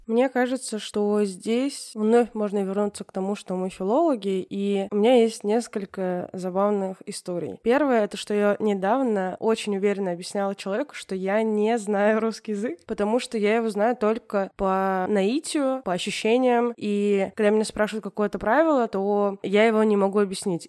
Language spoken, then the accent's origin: Russian; Tatarstan, Russia; accent: Tatar; я из Татарстана, но при этом я не знаю татарский язык